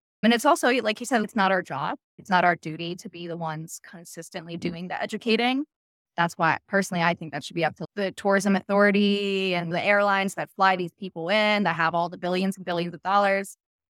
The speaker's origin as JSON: {"language": "English", "country": "United States", "said": "last thing I want to do is piss off an Italian chef at a really good restaurant because I'm American."}